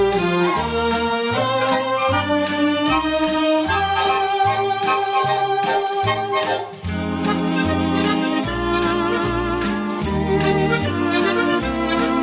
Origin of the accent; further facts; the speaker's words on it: Indianapolis, Indiana, United States; I grew up in Indianapolis, Indiana